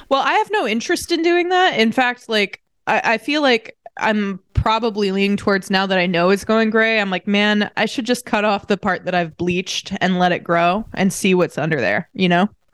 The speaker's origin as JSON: {"language": "English", "region": "Indiana", "country": "United States", "also_born_or_lived": "Saint Louis", "said": "I'm from Indiana"}